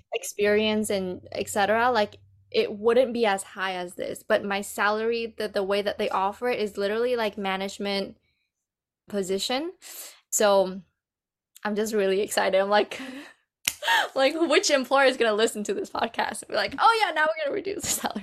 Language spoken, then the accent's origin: English; Vancouver, British Columbia, Canada; moved away as an adult; also born or lived in Vietnam / Bali; now in Calgary, Canada; growing up in Vancouver has been quite challenging